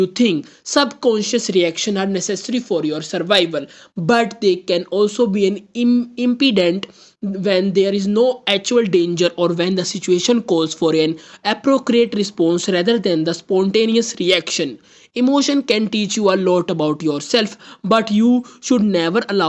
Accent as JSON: {"language": "English", "country": "India", "said": "I am from India"}